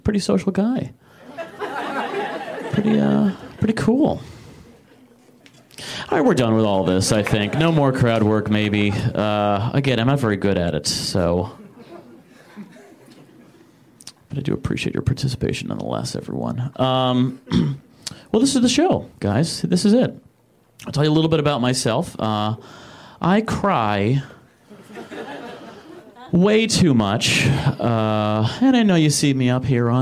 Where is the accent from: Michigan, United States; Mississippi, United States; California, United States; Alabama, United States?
Michigan, United States; moved away as an adult; I'm from Michigan originally